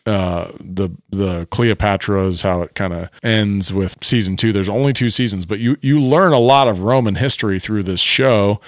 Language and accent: English; Cleveland, Ohio, United States; We are from Cleveland.